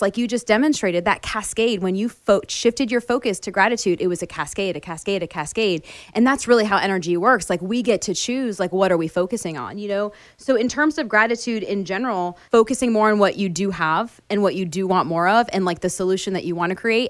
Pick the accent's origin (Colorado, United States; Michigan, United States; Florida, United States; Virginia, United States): Florida, United States; moved away; I grew up in Florida where we had two seasons, hot and hotter